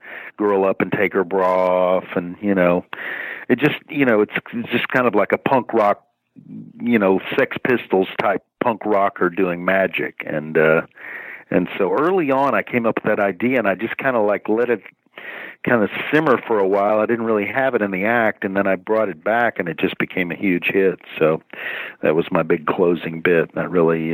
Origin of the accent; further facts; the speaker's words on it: Dallas, Texas, United States; moved away as an adult; also born or lived in Hollywood; I grew up in Dallas. Yeah. Dallas, Texas.